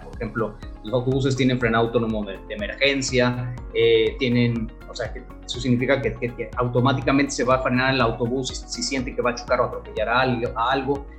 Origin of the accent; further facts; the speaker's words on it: Mexico; nosotros como mexicanos